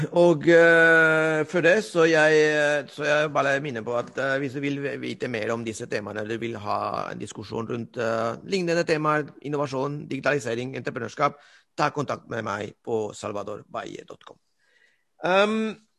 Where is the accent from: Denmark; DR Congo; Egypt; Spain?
Spain; Norwegian is a second language; now in Norway; jeg er spanjol